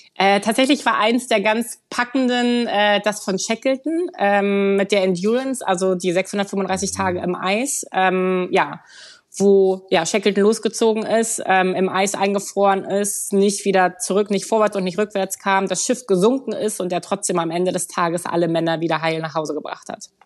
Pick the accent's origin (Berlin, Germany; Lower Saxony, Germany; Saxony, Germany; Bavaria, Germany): Berlin, Germany; moved away as an adult; ich bin gebürtig aus Berlin